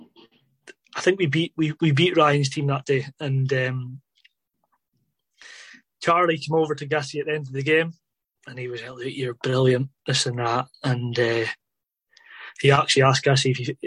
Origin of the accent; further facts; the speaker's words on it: Inverness, Scotland, United Kingdom; I grew up in Inverness